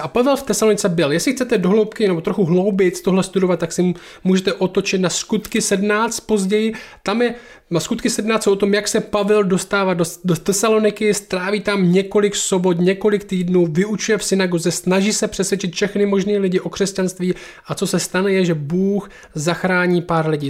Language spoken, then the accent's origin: Czech; Czechia; my jsme Češi